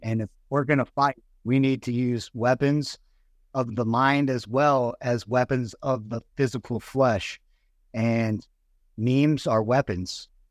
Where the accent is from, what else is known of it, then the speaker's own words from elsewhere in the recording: United States; also born or lived in Virginia; I moved from the Virginia area where I got out of the Marines back home to the Illinois and Missouri area 'cause I had family on both sides in Missouri and Illinois